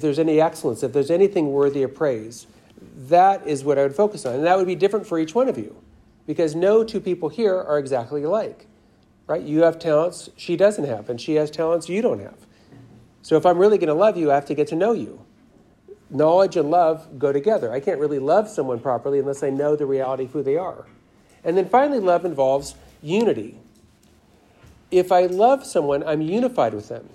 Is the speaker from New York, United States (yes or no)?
no; Los Angeles, California, United States; I'm from Los Angeles